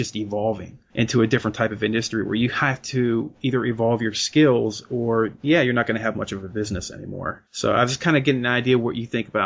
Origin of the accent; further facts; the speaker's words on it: Lancaster County, Pennsylvania, United States; also born or lived in Pittsburgh area, Pennsylvania; I'm actually out from the Lancaster County area up in Pennsylvania myself